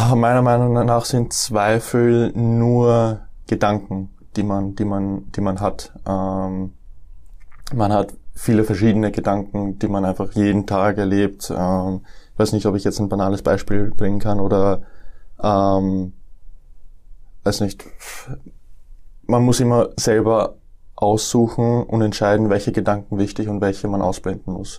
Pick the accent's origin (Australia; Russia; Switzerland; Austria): Austria; Matzen, Lower Austria; also born or lived in Nuremberg, Germany / Deutsch-Wagram, Austria; Ich bin in Nürnberg geboren 1999. Ähm, bin dann mit dem äh, mit meinem vierten Lebensjahr nach Österreich gezogen. Zuerst nach Deutsch-Wagram und dann 2006 bin ich nach Matzen gezogen